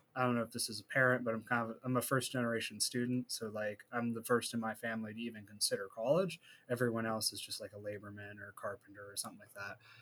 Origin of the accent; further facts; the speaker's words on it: Warren, Ohio, United States; also born or lived in Youngstown, Ohio; we decided Warren was okay, and I lived there for a lot of my adolescence